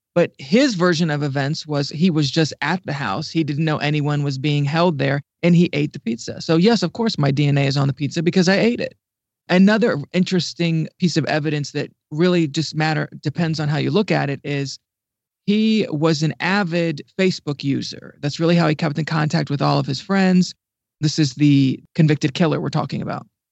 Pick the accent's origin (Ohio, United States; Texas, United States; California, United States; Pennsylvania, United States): Ohio, United States; moved away as an adult; now in Washington, D.C., United States; And I'm actually originally from Ohio, the Midwest, and I moved, um, to D C about ten years ago